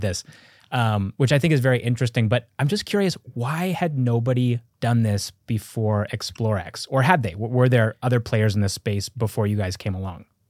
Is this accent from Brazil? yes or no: no; Canada; moved away; I'm Canadian